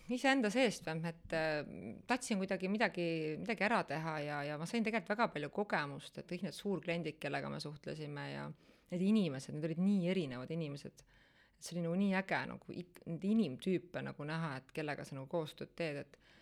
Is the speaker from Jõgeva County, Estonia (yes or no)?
no; Pärnu, Pärnu County, Estonia; moved away as an adult; now in Tallinn, Estonia; ma olen ise tegelikult pärit Pärnust. Äh, üheksateistaastaselt äh, tulin Tallinna elama